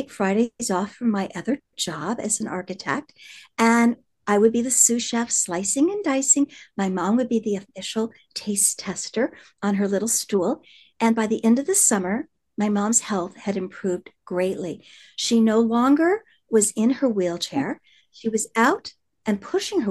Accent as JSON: {"language": "English", "region": "Indiana", "country": "United States", "tie": "born or raised there", "said": "I come from the Midwest in Indiana, and growing up there"}